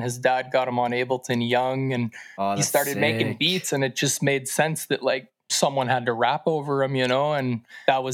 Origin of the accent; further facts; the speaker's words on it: Duncan, British Columbia, Canada; also born or lived in Victoria, British Columbia / Shawnigan Lake, British Columbia; I landed here in Duncan, BC around the time of 6 years of age. I guess I moved here and grew up here in this little small valley and on the island